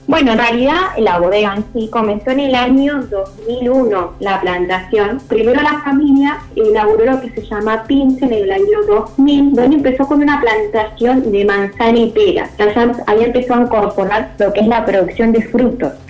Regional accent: Cipolletti, Río Negro, Argentina; yo soy de Chipoletti

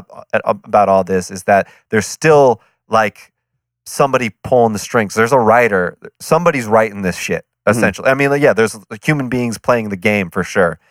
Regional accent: Sacramento, California, United States; I'm a Kings fan. I was born in Sacramento.

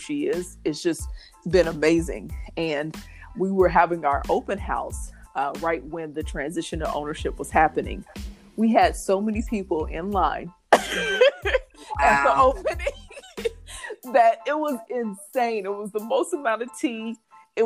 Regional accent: Indianapolis, Indiana, United States; I am from Indianapolis, Indiana, born and raised

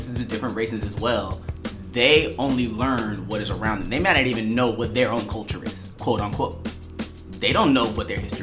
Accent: Long Beach, California, United States; I'm from Long Beach, California

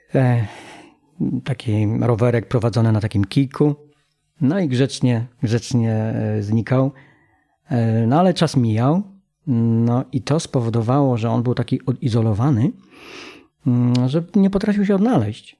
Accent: Polkowice, Lower Silesian Voivodeship, Poland; Wychowałem się y, w takim, z takiej społeczności mm, górniczej. Mm, mieszkałem w Polkowicach

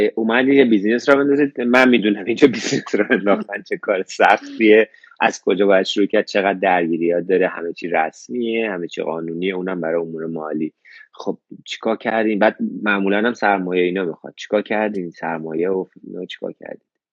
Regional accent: Iran; moved away as an adult; now in Australia; منم ده سال از ایران اومدم بیرون

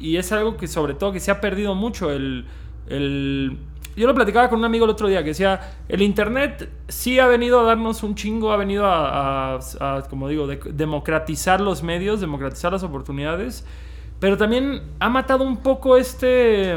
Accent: Cancún, Quintana Roo, Mexico; nosotros somos de Cancún

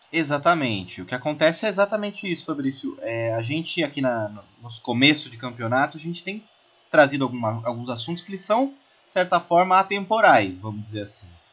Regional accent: Brazil; a gente até como brasileiro

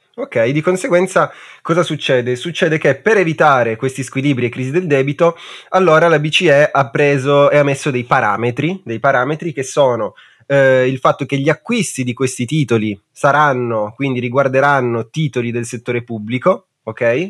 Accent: Italy; Noi perché siamo nati in Italia?

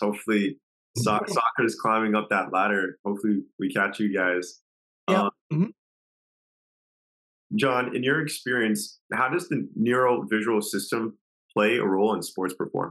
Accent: Canada; I grew up in Canada

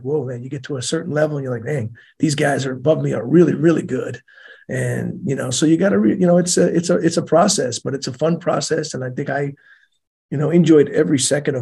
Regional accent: Bethpage, New York, United States; moved away as an adult; in my town, I grew up in Bethpage

